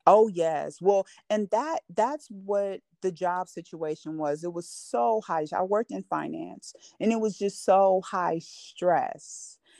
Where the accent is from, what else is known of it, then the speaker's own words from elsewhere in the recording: California, United States; now in Georgia, United States; I'm from California and I'm in Georgia